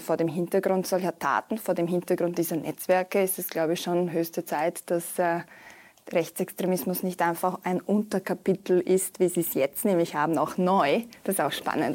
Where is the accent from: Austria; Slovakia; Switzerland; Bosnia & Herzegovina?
Bosnia & Herzegovina; moved away; ich komme ja aus Bosnien und Herzegowina